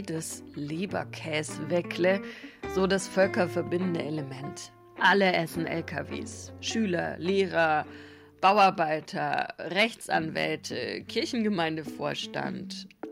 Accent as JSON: {"language": "German", "region": "Swabia", "country": "Germany", "said": "Da, wo ich herkomme aus Schwaben"}